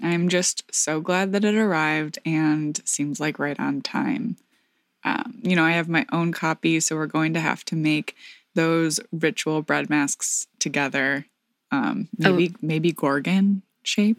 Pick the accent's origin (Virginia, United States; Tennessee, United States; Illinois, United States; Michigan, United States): Michigan, United States; rural southwest; my hometown in rural southwest Michigan